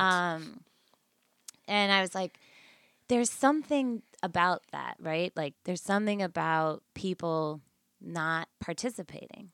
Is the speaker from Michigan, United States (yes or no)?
no; Hartford, Connecticut, United States; moved away as an adult; also born or lived in New York City; now in Bridgeport, United States; Born and raised in Hartford